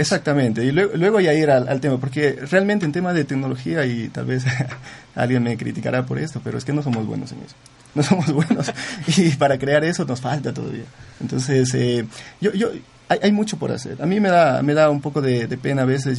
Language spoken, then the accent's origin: Spanish; Zamora-Chinchipe, Ecuador; yo soy de Zamora